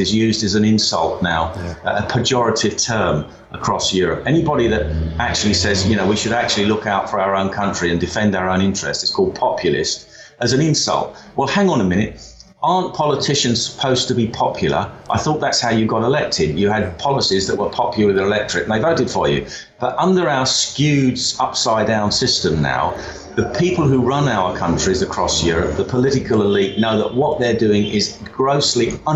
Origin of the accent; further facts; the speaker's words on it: England, United Kingdom; our identity as English and British